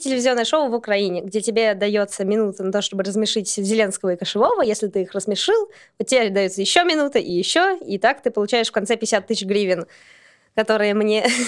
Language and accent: Russian; Saint Petersburg, Russia; я из Санкт-Петербурга